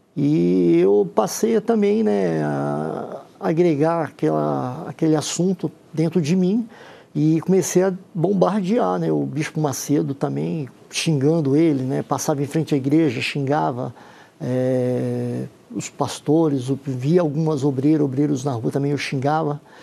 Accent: Santos, São Paulo, Brazil; sou da cidade de Santos

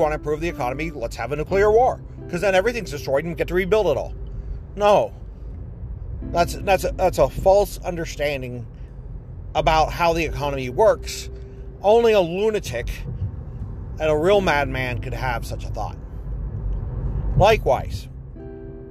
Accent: Ohio, United States; I'm from Ohio and we're in New York

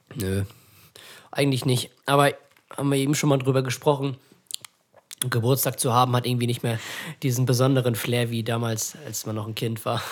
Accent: Ratekau, Schleswig-Holstein, Germany; bei uns in Ratekau, in dem kleinen Dorf, wo wir leben

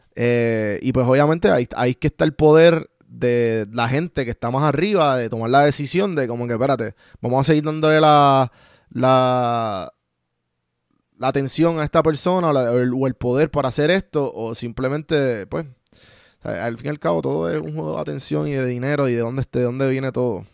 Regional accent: Puerto Rico; los dos somos, eh, de Puerto Rico

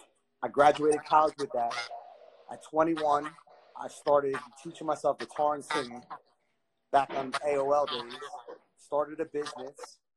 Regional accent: Asbury Park, New Jersey, United States; I'm born and raised Asbury oh. Park.

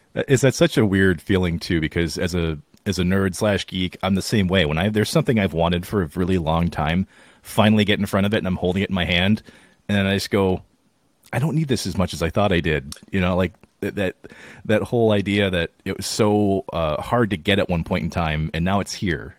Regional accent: Wisconsin, United States; I was born in Wisconsin

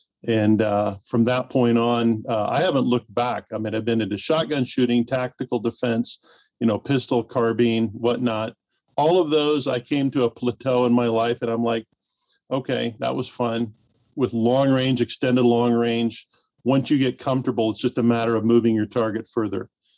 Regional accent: Peoria, Illinois, United States; my hometown of Peoria, Illinois.

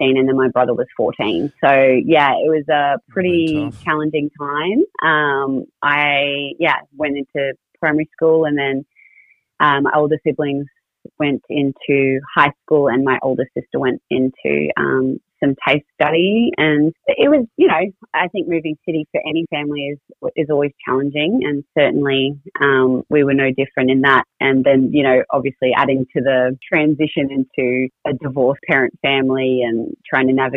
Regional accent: Townsville, Queensland, Australia; born or raised there; also born or lived in Brisbane

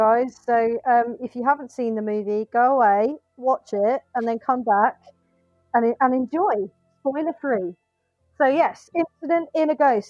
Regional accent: England, United Kingdom; We're English.

